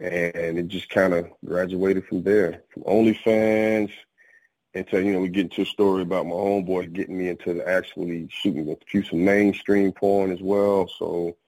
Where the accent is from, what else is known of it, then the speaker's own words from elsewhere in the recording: Jackson, Mississippi, United States; moved away as an adult; I am originally from Jackson, Mississippi, man. I've been, you know, I was in the military, so I've kind of like been all over. But that is where I was originally born, in Jackson, Mississippi.